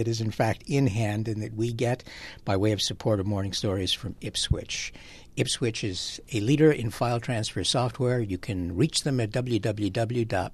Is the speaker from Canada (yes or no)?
no; Mexico; moved away; when I was growing up in Mexico